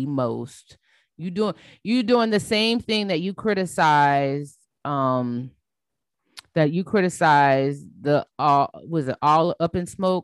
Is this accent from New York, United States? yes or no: no; South Carolina, United States; I'm from South Carolina